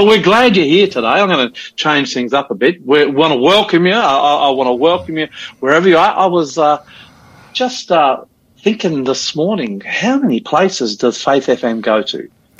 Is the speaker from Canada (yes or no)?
no; Queensland, Australia; now in Sydney, Australia; That's Queensland, being a Queenslander.